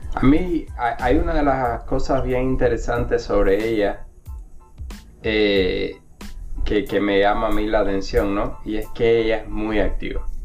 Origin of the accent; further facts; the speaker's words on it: Cuba; now in United States; desde que salí de Cuba